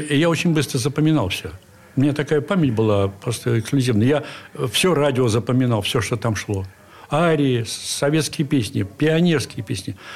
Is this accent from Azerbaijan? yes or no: no; Saint Petersburg, Russia; Я родился на Охте. В здании, которое построили купцы Елисеевы возле Большохтинского